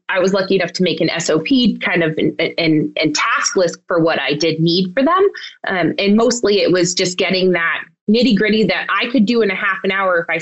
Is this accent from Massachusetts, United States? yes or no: yes; Western Massachusetts, United States; also born or lived in Pennsylvania; I grew up in Western Massachusetts and also ended up returning here to start my practice